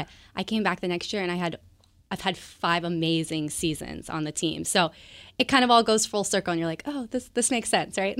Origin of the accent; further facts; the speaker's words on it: Bonney Lake, Washington, United States; also born or lived in Everett, Washington; I grew up in Bonnie Lake, Washington, um, down south